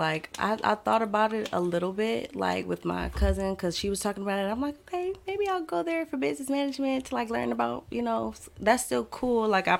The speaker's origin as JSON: {"language": "English", "town": "Pontiac", "region": "Michigan", "country": "United States", "tie": "born or raised there", "said": "growing up in Pontiac"}